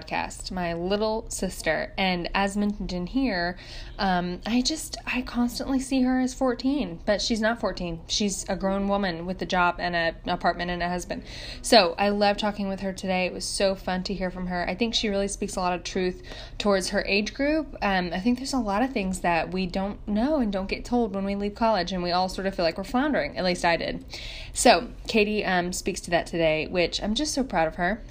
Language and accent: English; Nashville, Tennessee, United States; we are from Nashville